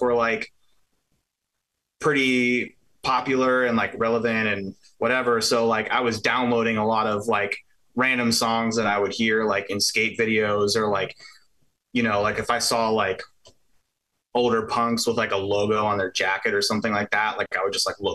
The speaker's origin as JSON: {"language": "English", "area": "Pittsburgh area", "region": "Pennsylvania", "country": "United States", "tie": "born or raised there", "said": "The area I grew up was like, so I'm from Pittsburgh. I'm from like half an hour south of the city."}